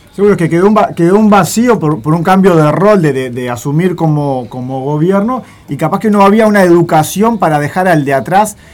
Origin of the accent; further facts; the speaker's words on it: Juan Lacaze, Colonia, Uruguay; Soy de Juan casa y en Colonia